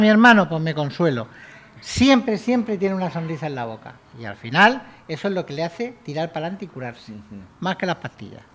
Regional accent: Hellín, Castilla-La Mancha, Spain; yo soy de Gin

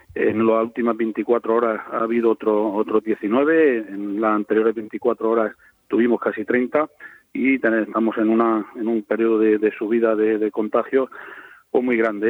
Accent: Moratalla, Region of Murcia, Spain; en mi pueblo, en Moratalla

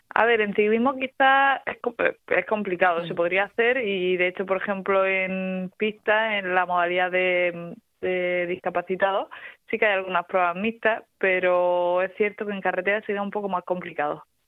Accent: Torre-Pacheco, Region of Murcia, Spain; por mi tierra, por Dorropacheco

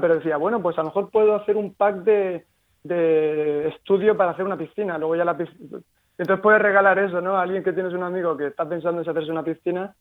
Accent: Murcia, Region of Murcia, Spain; somos tres, tres murcianos, tres amigos

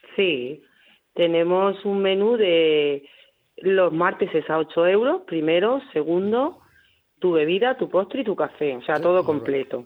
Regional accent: Hellín, Castilla-La Mancha, Spain; moved away; soy nacida no en la región de Murcia, yo nací en Ellín.

